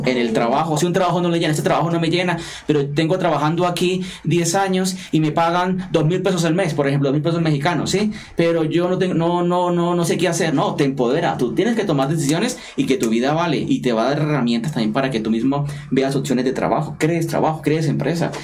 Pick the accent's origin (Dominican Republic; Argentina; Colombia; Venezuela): Colombia; now in London, United Kingdom; soy sacerdote colombiano, estoy radicado en Reino Unido, especialmente en la ciudad de Londres